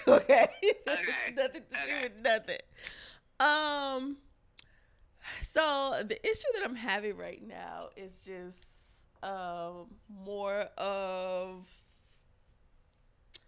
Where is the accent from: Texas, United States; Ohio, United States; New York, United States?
Texas, United States; Houston; I was born and raised here, Texas, Houston to be exact